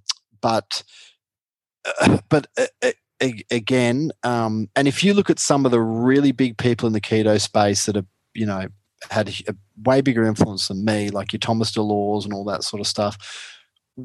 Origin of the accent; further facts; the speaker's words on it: Australia; I broke into the American market as an Aussie keto